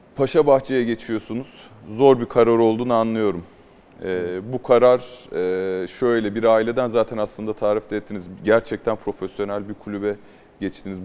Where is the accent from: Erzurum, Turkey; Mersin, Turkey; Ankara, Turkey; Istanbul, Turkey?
Mersin, Turkey; Ben Mersinli olarak